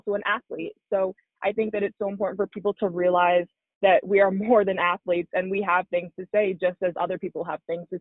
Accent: Canada; I grew up playing hockey in Canada

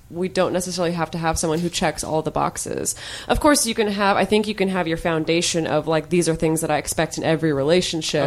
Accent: United States; I'm speaking as an American

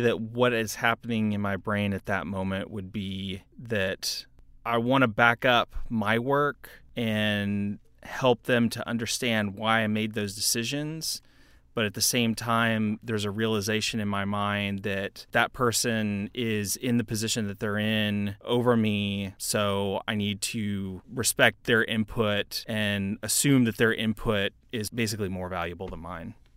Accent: Knoxville, Tennessee, United States; also born or lived in Houston, Texas; I was born in Houston, Texas, raised for a little bit of my life there, but mostly grew up in Knoxville, Tennessee

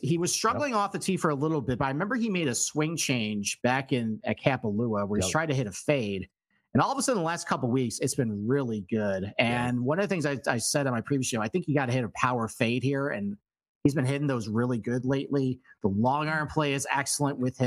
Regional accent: Rochester, New York, United States; this is my hometown event.

